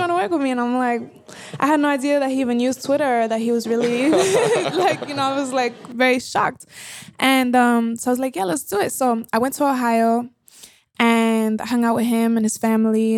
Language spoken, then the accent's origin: English; Colombia; born or raised there; moved away